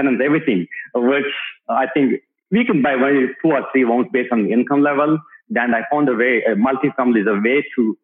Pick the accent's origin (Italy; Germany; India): India; moved away as an adult; now in Dallas, United States; myself and my wife came to the US in 2004. We grew up in India